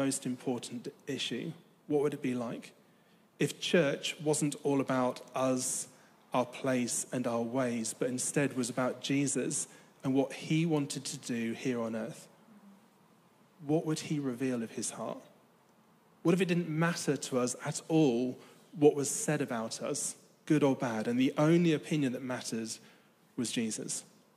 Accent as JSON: {"language": "English", "country": "United Kingdom", "said": "I'm British"}